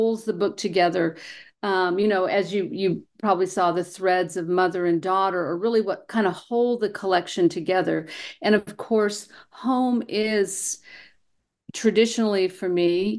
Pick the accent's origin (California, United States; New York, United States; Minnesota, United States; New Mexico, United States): New Mexico, United States; I was born and raised here in New Mexico, and of course I moved away for a while, and when I came home